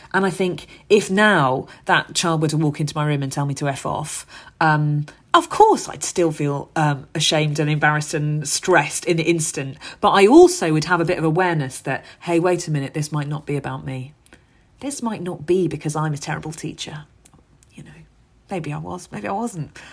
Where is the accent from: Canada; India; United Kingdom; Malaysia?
United Kingdom; London; where I grew up in Hackney.